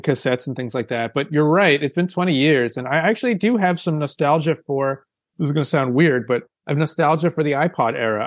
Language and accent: English; outside of Boston, Massachusetts, United States; I grew up outside of Boston